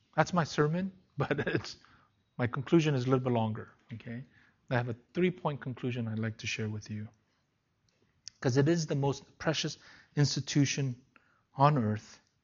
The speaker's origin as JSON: {"language": "English", "country": "South Korea", "tie": "born or raised there", "moved": "yes", "said": "Went back to my hometown"}